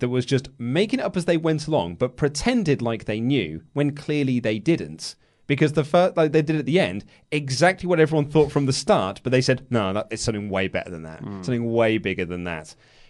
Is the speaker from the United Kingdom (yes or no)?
yes; United Kingdom; Lego, please. We're British.